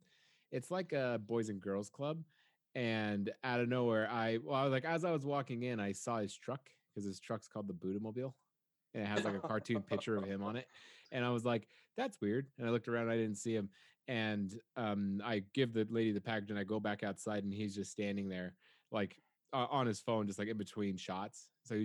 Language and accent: English; United States; I'm an American.